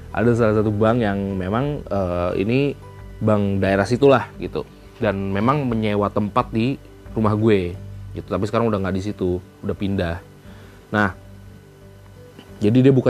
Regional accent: Kediri, East Java, Indonesia; now in Jakarta, Indonesia; sama seperti gue yang terlalu sibuk di Jakarta dan kadang suka bener-bener kangen sama uh, kampung gue itu ada di Kediri Jawa Timur

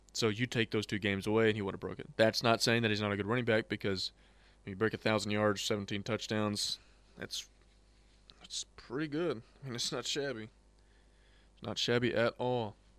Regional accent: Georgia, United States; I was born in Georgia

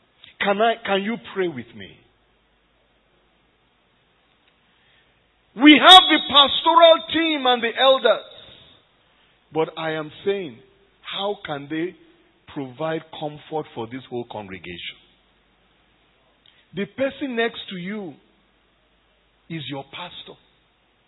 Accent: Nigeria; moved away as an adult; now in Cairo, Egypt; I am Nigerian

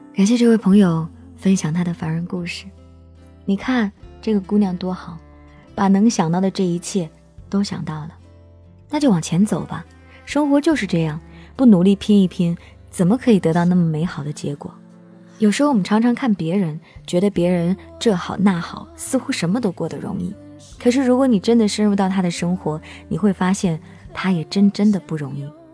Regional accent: Henan, China; 我是河南的

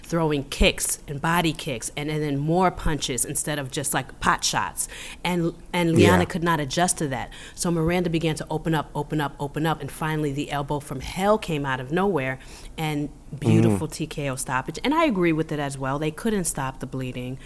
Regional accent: New York, United States; I'm from New York.

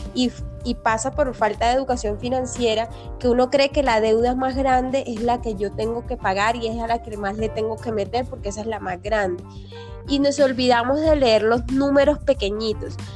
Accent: Caribbean coast of Colombia, Caribbean Region, Colombia; now in Bogotá, Colombia; yo soy una costeña en Bogotá

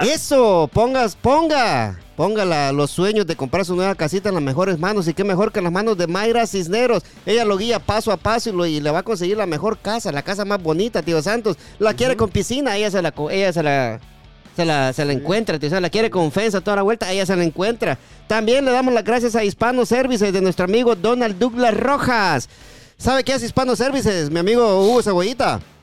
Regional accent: Guatemala; now in DMV area, United States; yo como Chapín

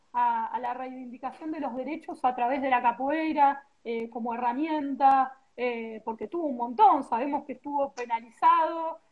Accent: Argentina; yo soy de Argentina

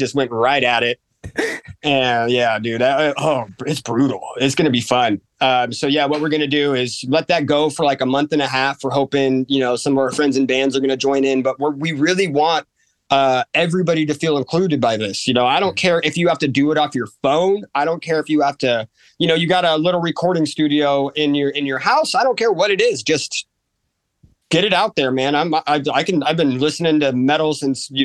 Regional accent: near Napa, California, United States; I grew up near Napa

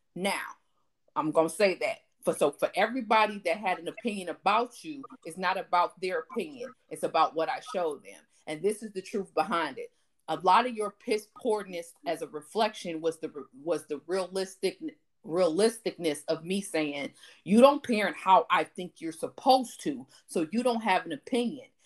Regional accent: Elkhart, Indiana, United States; We grew up in Elkhart.

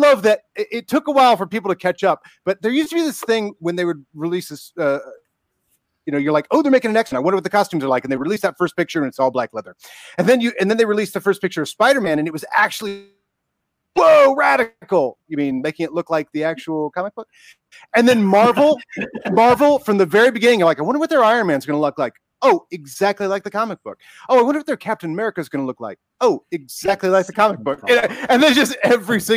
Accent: Ohio, United States; I'm from Ohio.

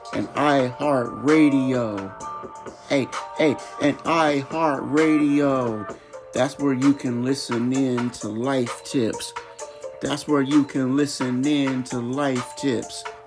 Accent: United States; as an American. Born and raised

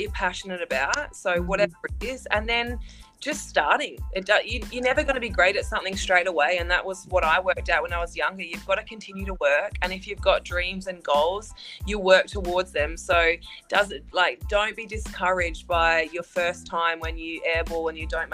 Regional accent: Australia; I'm from Australia, and Australia is a beautiful country

